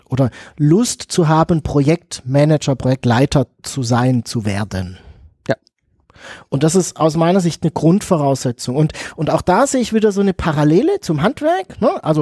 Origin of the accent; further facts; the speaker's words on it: Pforzheim, Baden-Württemberg, Germany; Ich komme aus Pforzheim, hier haben wir ganz viele Goldschmiede, oh, ne?